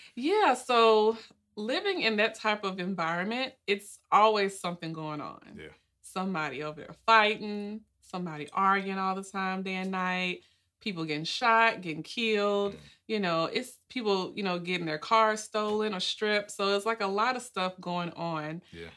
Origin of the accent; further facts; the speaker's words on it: Nashville, Tennessee, United States; moved away as an adult; also born or lived in Miami, Florida; I'm originally from Nashville, Tennessee, born and raised, and I grew up in Edge Hill.